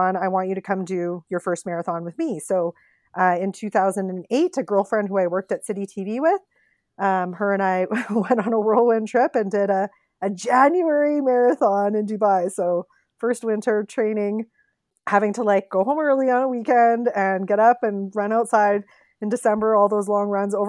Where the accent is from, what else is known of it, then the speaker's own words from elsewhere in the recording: Regina, Saskatchewan, Canada; moved away as an adult; now in Calgary, Canada; I'm from Regina. I went to the University of Regina, got a journalism degree, and worked in Regina at CTV, and then ended up coming to Calgary